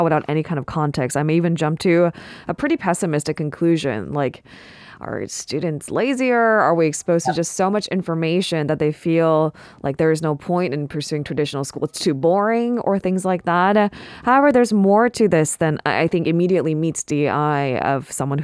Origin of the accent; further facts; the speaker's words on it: California, United States; now in South Korea; I grew up in California